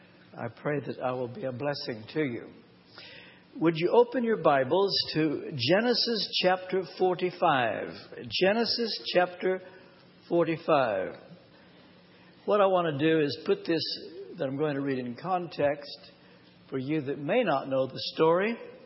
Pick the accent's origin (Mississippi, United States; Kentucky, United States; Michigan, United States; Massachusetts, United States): Kentucky, United States; now in Tennessee, United States; I'm from Kentucky.